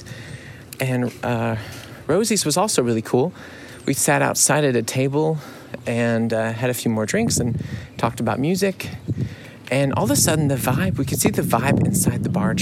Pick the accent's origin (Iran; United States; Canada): United States; now in Munich, Germany